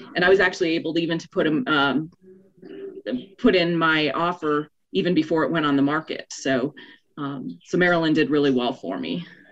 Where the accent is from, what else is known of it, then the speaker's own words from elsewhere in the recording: South Dakota, United States; moved away as an adult; also born or lived in Minnesota; now in Colorado, United States; I was born in north dakota grew up in south dakota went to school in minnesota but desired to live in colorado so ended up here